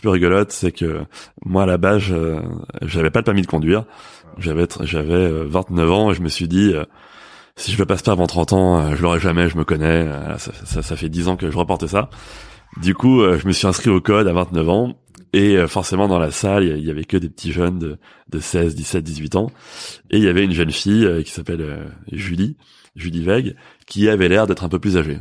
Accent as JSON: {"language": "French", "town": "Paris", "region": "Île-de-France", "country": "France", "said": "en tant que Parisien"}